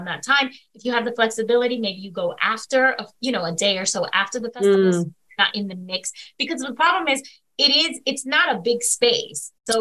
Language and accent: English; Northeast, United States; As a northerner, like sitting down with, like, as a Yankee, you know, as they call us, right? Because we're from the Northeast